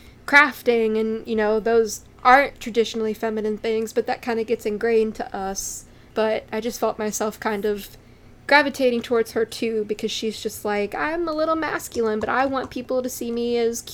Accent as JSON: {"language": "English", "country": "Ukraine", "said": "I'm personally from Ukraine, but the influence of these anime go beyond Ukraine, Russia, or Belarus, etc."}